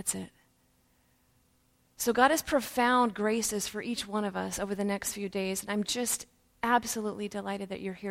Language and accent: English; Woodland, Washington, United States; also born or lived in Ballard, Seattle, Washington; now in Texas, United States; I'm actually from the Northwest. I grew up in Woodland, Washington